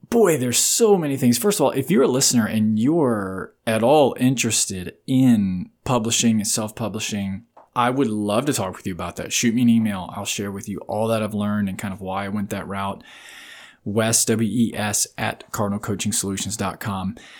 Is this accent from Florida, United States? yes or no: yes; Riverview, Florida, United States; I grew up in Florida in this lit, what was then a very small town called Riverview. About forty-five minutes outside of Tampa